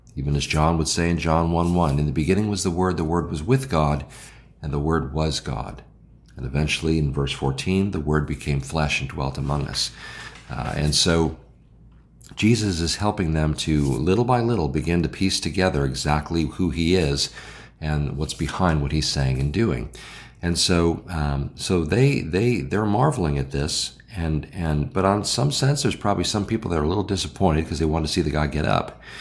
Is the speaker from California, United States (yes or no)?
no; Illinois, United States; also born or lived in the South (US); now in Southern United States, United States; I'm from Illinois.